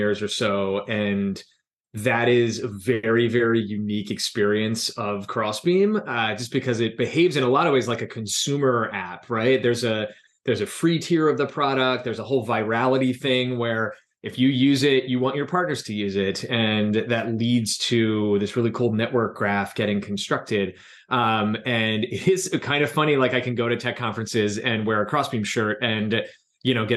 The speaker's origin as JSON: {"language": "English", "region": "New Jersey", "country": "United States", "tie": "born or raised there", "also_born_or_lived": "Philadelphia, Pennsylvania / New York City", "said": "I grew up in South Jersey."}